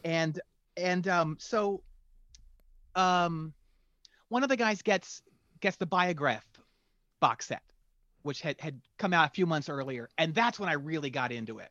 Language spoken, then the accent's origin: English; near Philadelphia, Pennsylvania, United States; moved away; also born or lived in Winston-Salem, North Carolina; I grew up near Philadelphia